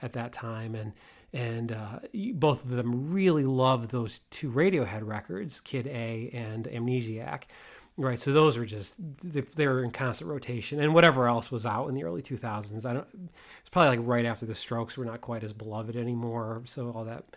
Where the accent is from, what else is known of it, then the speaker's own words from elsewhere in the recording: Waterbury, Connecticut, United States; So I grew up outside of Waterbury